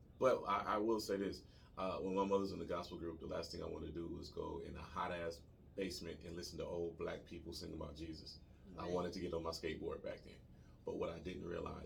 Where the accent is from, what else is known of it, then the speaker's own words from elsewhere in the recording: Detroit, Michigan, United States; I'm from Detroit. A lot of us rappers hung out with Marshall